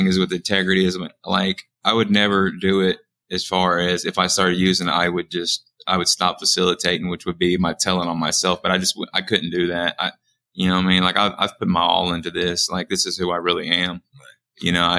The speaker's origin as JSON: {"language": "English", "town": "Springfield", "region": "Missouri", "country": "United States", "said": "Springfield, Missouri."}